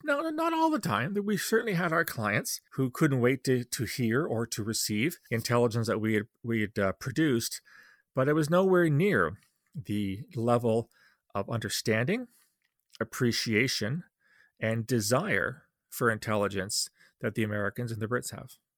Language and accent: English; Canada; as a Canadian